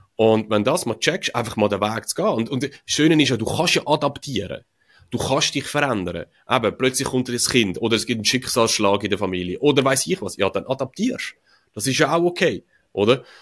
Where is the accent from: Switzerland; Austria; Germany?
Switzerland; wir Schweizer